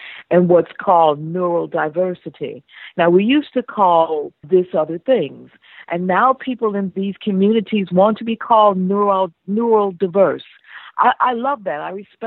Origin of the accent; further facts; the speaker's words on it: United States; I'm American. I'm African-American.